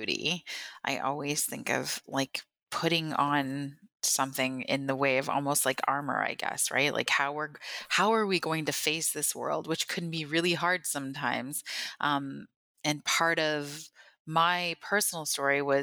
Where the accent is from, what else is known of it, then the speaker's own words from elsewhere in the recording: Thunder Bay, Ontario, Canada; also born or lived in Northwest Angle 33; now in St. Catharines, Canada; I was born in Thunder Bay, which is in northern Ontario